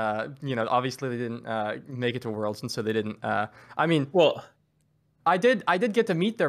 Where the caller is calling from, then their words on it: Seattle, Washington, United States; I'm coming from beautiful Seattle, Washington, where it is not raining because it is freezing cold, so it's snowing.